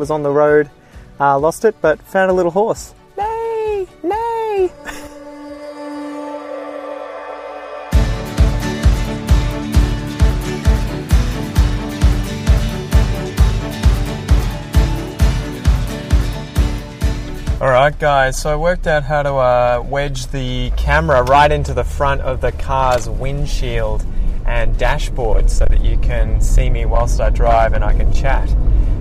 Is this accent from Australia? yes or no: yes; Geelong, Victoria, Australia; also born or lived in Ocean Grove; this is where I grew up. I went to school in Geelong